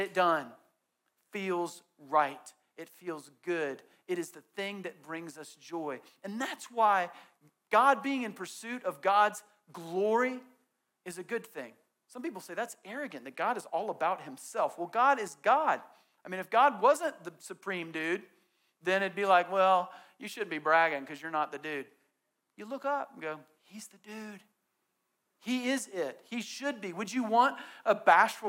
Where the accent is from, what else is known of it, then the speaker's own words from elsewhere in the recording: Southeast, United States; growing up in the Southeast